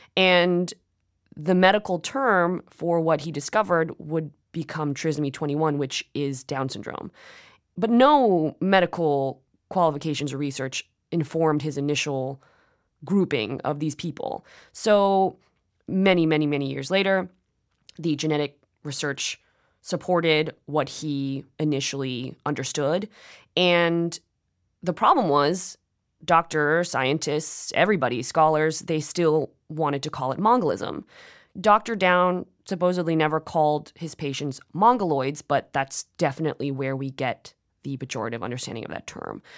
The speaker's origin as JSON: {"language": "English", "country": "United States", "also_born_or_lived": "South Korea (ancestry)", "said": "my parents were born in South Korea, I'm Korean American"}